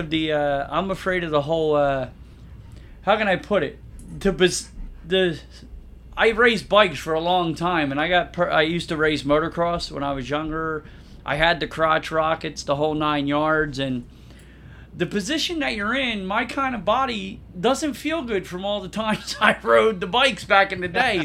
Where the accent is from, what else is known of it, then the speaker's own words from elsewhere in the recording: New Jersey, United States; I'm from South Jersey